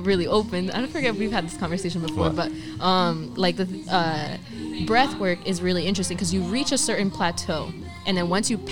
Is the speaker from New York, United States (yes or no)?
no; Linden, New Jersey, United States; also born or lived in Elizabeth, New Jersey; I grew up in Tremley, and Tremley's were like the Bayway refineries behind us, Staten Island's behind us, the Turnpike